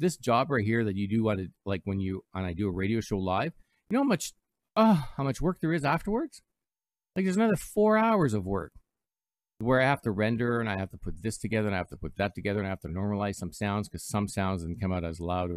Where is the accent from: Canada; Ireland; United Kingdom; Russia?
Canada; also born or lived in Toronto, Ontario; I'm Canadian